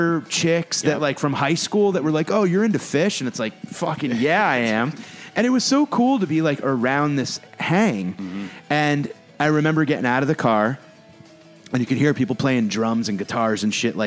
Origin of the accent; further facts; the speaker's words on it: New Haven, Connecticut, United States; I grew up right outside New Haven, mm-hmm. Connecticut